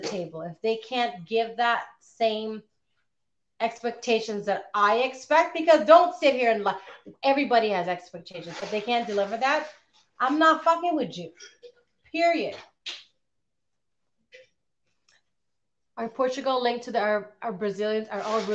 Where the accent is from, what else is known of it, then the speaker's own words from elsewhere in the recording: Philippines; moved away as an adult; also born or lived in Canada; I came when I was 11. I left when I was 14 to move back to the Philippines. Came back when I was 21.